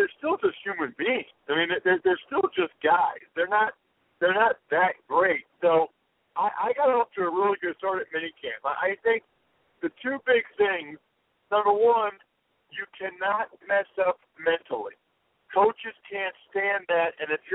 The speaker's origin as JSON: {"language": "English", "town": "Reading", "region": "Pennsylvania", "country": "United States", "tie": "born or raised there", "said": "my hometown of Reading, Pennsylvania"}